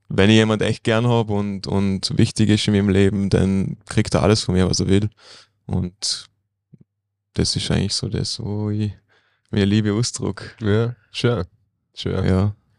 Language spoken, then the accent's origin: German; Bregenz, Vorarlberg, Austria; ich bin da aufgewachsen in Bregenz